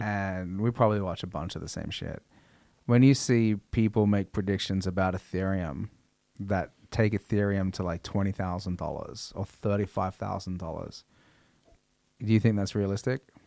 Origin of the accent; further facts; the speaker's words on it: Australia; growing up in Australia